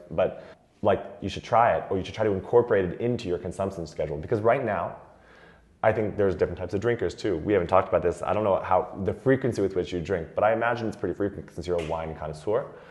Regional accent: United States; moved away as an adult; now in France; as an American I've always accepted because we grew up with light beers around all the time

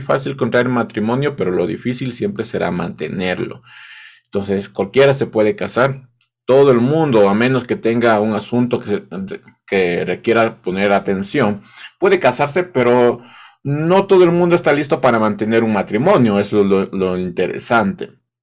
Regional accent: Ecuador; parece que solo en, Ecuador se, se, dice esto del casado casa quiere

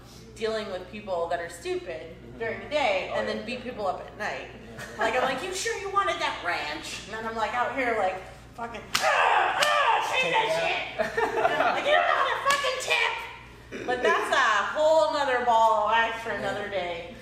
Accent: East Coast, United States; moved away; I'm from the East Coast

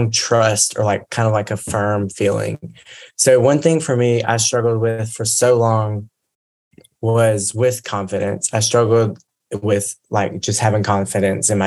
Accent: Mississippi, United States; I'm from Mississippi

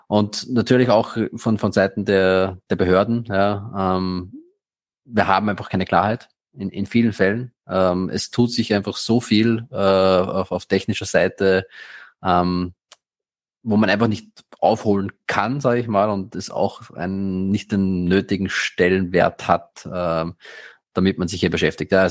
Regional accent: Austria; Ich bin Österreicher. Ja, ähm, in Österreich haben wir letztes Jahr äh, eine Steuerreform gehabt

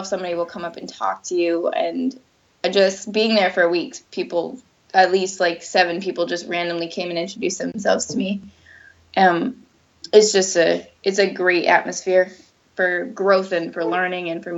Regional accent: New England, United States; we're from New England

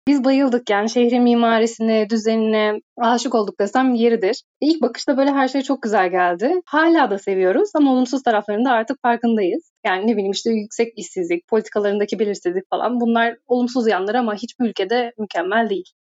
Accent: Turkey; moved away as an adult; now in Madrid, Spain; Beş, beş Türk'üz şu anda ofiste.

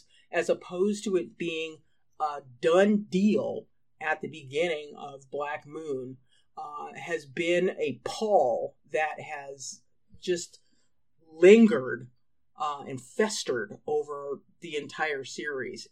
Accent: United States; I'm an American

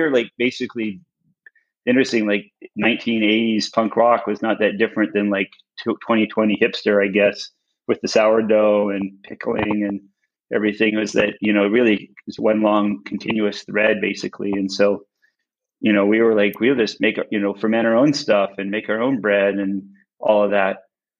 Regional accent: Winnipeg, Manitoba, Canada; born there; I really fell in love with farms when I was a kid, because I was born in Winnipeg.

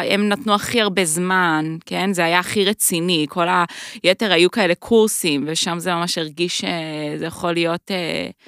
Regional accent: United States; now in Israel; אני גם אמריקאית

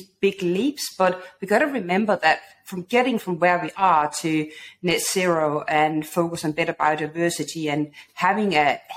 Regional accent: Denmark; moved away as an adult; now in London, United Kingdom; when I moved to London, I'm originally from Denmark

